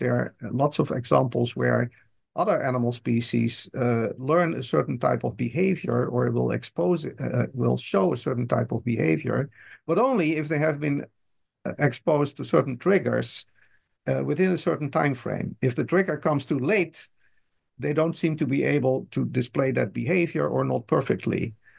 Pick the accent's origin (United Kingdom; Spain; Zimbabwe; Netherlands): Netherlands; first language Dutch; English is a second language; moved away as an adult; now in United States; I'm Dutch originally, so Dutch is my language, and I started learning English in high school in the Netherlands. And then I moved to the States, and I've been, I use English on a daily basis